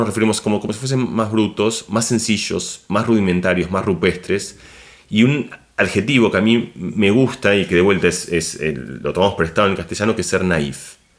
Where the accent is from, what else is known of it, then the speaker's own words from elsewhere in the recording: Argentina; moved away as an adult; also born or lived in Barcelona, Spain; now in Madrid, Spain; yo me siento argentino, soy profundo, es decir, ni que hablar de cómo hablo y cómo... Ese es mi lugar, digamos. Argentina es, mi, es, mi casa